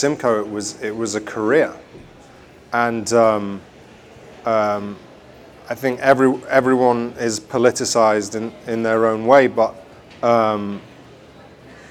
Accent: England, United Kingdom; when we were growing up in England

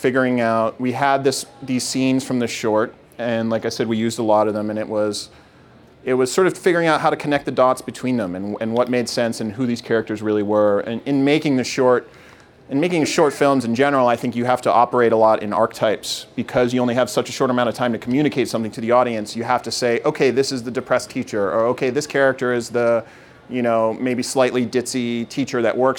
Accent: Massachusetts, United States; also born or lived in New York; I was born in New York, and I grew up in Massachusetts

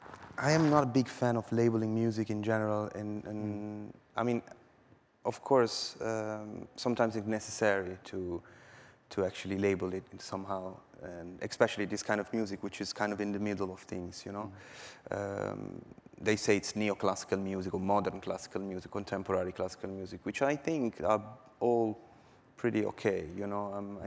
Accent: Milan, Lombardy, Italy; moved away as an adult; now in Berlin, Delaware, United States; Well, I moved to Berlin, 4 years ago, beginning 2012. I was making music in Italy, and it wasn't working that well.

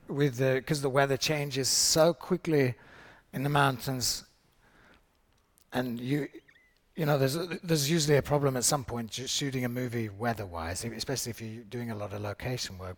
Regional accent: United Kingdom; as a British actor

